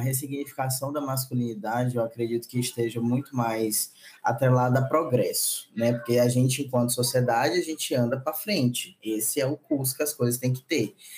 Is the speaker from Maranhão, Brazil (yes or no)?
yes; Maranhão, Brazil; also born or lived in São Luís / Brasília / Belo Horizonte / São Paulo; Eu sou nordestino, nascido e criado